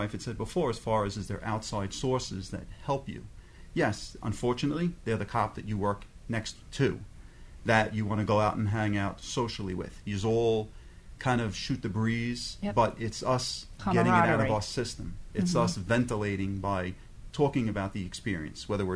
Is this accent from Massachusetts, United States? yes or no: no; Long Island, New York, United States; I was born and bred in Long Island